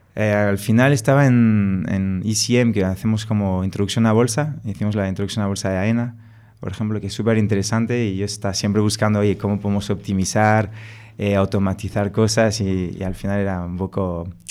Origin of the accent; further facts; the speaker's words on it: France; Spanish is a second language; moved away as an adult; now in Spain; Yo soy franco-español, eh, me crié en Francia, por eso me, pegué este acento.